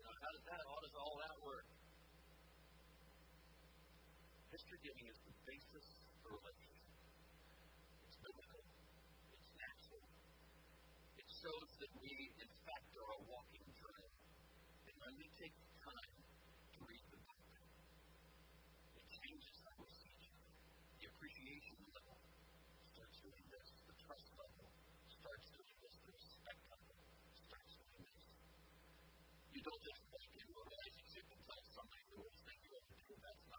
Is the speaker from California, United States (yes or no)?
yes; California, United States; also born or lived in India; a difference that I was brought up in California and in India. It makes a difference.